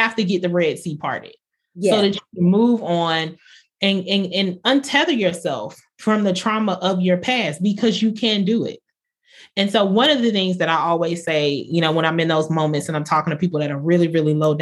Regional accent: Bartow, Florida, United States; I was from Polk County, Florida, small town, Bartow

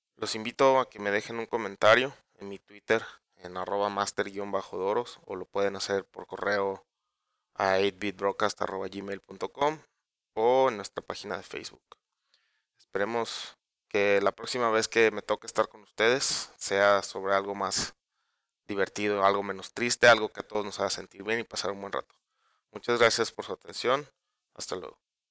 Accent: Mexico; todos como mexicanos, los que somos padres de familia

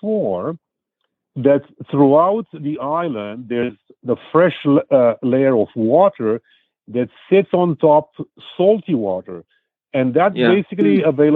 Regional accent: Canada; now in New York, United States; as a Canadian

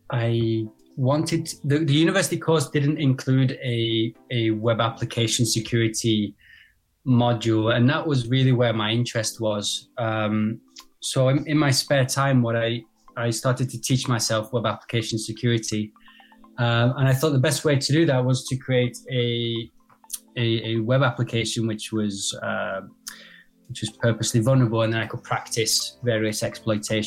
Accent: United Kingdom; now in France; I'm actually based in France myself, but I'm British

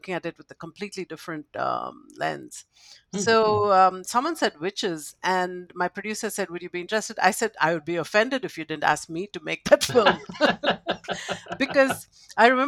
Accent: India; I grew up in India, and growing up in a culture that accepts the supernatural

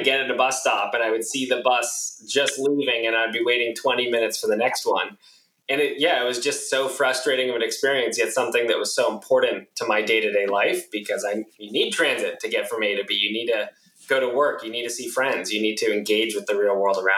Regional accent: San Diego, California, United States; moved away as an adult; now in San Francisco, United States; I was born and raised in San Diego

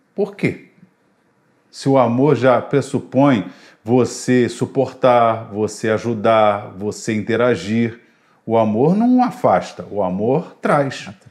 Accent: Brazil; Eu sou brasileiro

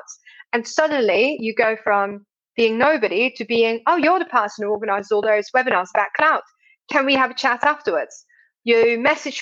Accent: Belgium; I'm obviously from Belgium

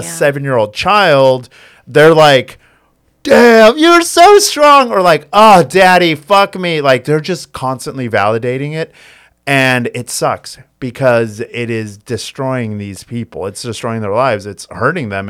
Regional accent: United States; I was born and raised in the United States, like, I grew up in this American culture

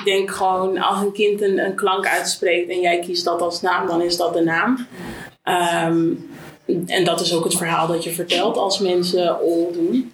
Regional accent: Amersfoort, Utrecht, Netherlands; ik kom uit Amersfoort

